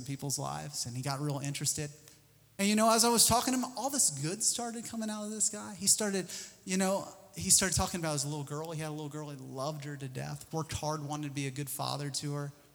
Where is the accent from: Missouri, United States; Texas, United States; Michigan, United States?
Missouri, United States; I'm from Missouri.